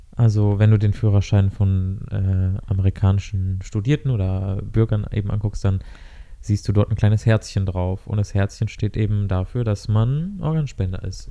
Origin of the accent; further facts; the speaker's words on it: Germany; wir als äh, Deutsche